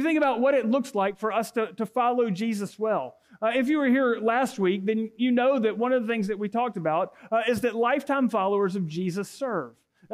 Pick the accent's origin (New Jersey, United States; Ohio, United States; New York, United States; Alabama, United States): Alabama, United States; Auburn; moved away as an adult; now in Opelika, United States; when I was growing up in Auburn